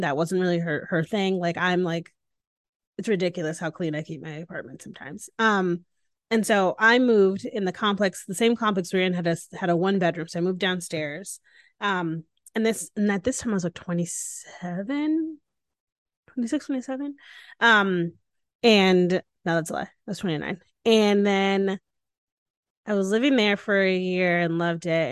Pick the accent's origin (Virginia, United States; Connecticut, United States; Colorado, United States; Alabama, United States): Connecticut, United States; moved away as an adult; now in Austin, United States; I moved home to Connecticut. And still calling it home. Like it's where yeah. I'm from, it's where I was yeah. raised